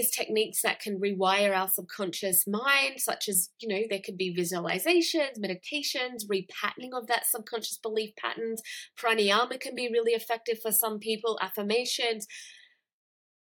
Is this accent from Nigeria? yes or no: no; Australia; I grew up in Australia. I grew up in a Western culture.